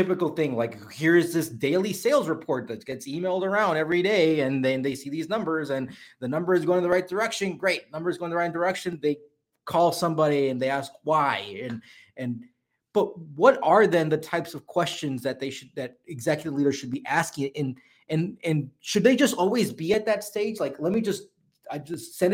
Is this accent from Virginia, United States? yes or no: no; Tennessee, United States; I am from Tennessee